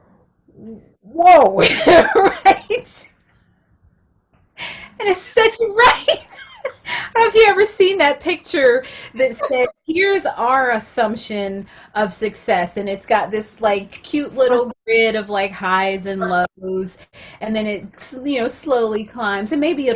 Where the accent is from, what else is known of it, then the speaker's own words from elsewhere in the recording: South Carolina, United States; I'm from South Carolina